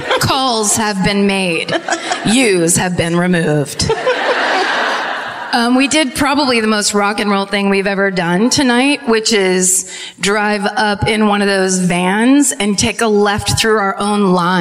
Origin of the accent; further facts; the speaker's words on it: United States; I'm from America.